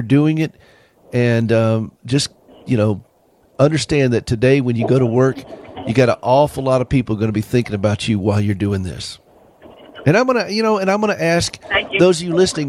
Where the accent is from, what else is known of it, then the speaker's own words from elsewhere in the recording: South Carolina, United States; I'm from South Carolina.